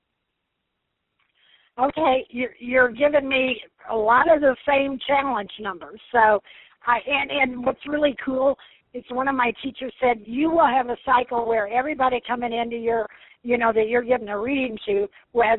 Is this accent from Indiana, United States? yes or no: yes; Evansville, Indiana, United States; moved away as an adult; I'm from Evansville, Indiana